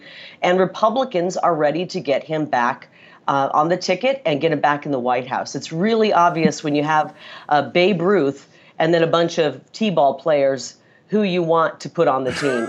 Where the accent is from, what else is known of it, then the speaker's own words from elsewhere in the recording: Midwest, United States; Well, I am in Milwaukee. It's always good to be in Wisconsin. I'm from the Midwest, so I'm always happy to be here in the Midwest.